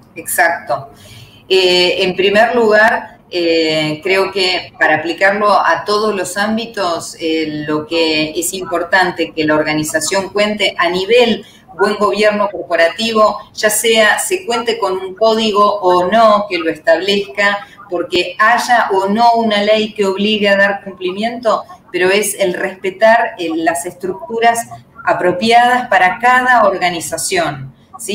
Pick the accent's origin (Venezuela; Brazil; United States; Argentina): Argentina; mi mirada como, abogada argentina